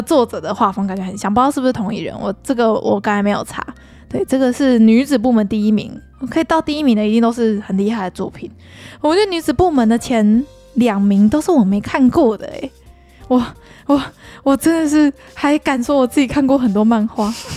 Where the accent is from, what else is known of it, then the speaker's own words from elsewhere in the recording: Taiwan; 对于我们台湾人来说